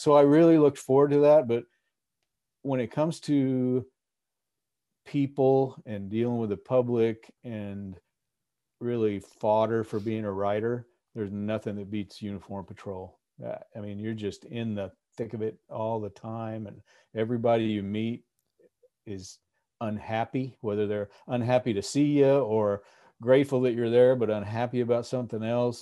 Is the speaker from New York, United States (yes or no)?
no; Texas, United States; moved away as an adult; now in Alaska, United States; I'm from Texas